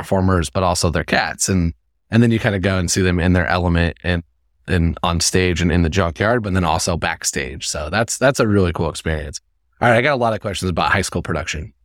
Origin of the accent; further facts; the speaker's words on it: Indiana, United States; I'm from Indiana